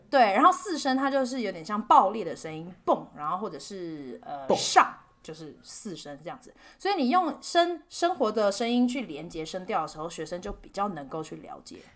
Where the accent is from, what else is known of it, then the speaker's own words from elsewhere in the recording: Taiwan; moved away as an adult; also born or lived in India; 我们台湾人的那个名字翻译